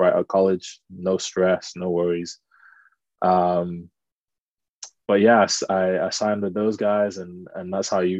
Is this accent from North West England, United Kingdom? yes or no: yes; Manchester, North West England, United Kingdom; moved away as an adult; also born or lived in United States / Spain; now in Leicester, United Kingdom; originally I'm from Manchester. Grew up there my whole life, really.